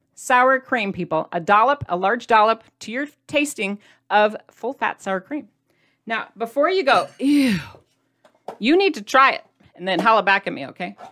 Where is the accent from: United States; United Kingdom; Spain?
United States; Midwest; I'm from the Midwest